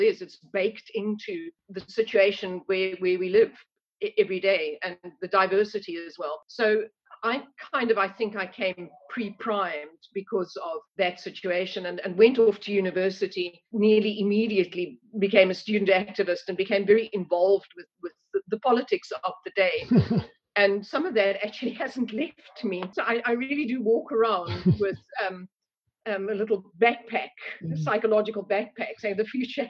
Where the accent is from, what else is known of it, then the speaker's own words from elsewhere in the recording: South Africa; being a South African and coming of age in the middle 1980s